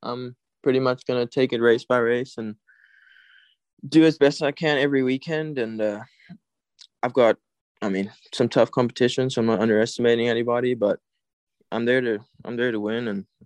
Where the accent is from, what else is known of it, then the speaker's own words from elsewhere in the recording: South Africa; now in United States; I mean, more after I came here, not